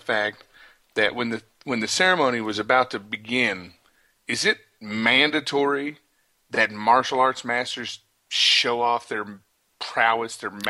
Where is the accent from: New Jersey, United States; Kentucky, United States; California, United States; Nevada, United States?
Nevada, United States; Las Vegas; because we're from Vegas.